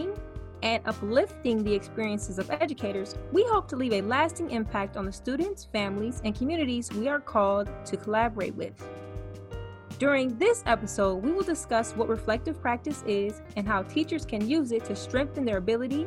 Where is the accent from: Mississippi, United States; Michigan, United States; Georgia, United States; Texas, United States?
Michigan, United States; I'm from Michigan